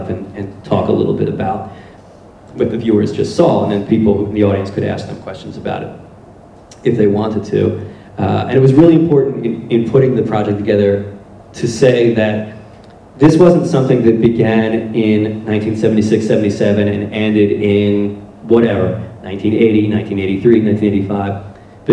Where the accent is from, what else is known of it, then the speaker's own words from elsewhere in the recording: Blackwood, New Jersey, United States; moved away as an adult; now in Philadelphia, United States; we grew up in Blackwood, New Jersey, which is sort of a blue-collar, working-class suburb of Philadelphia